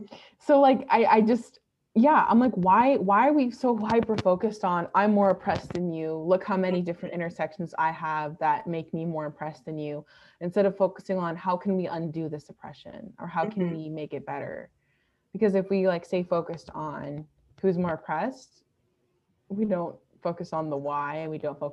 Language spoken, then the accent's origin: English; California, United States; growing up in California, like you mentioned before, like California and like New York are states where they have the largest Asian populations in the country.